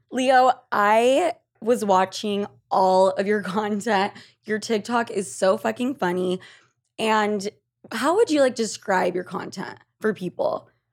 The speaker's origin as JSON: {"language": "English", "country": "Argentina", "said": "I'm from Argentina"}